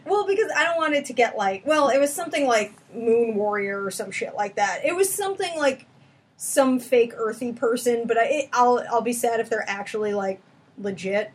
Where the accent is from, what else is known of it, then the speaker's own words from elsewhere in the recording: New York, United States; I'm from New York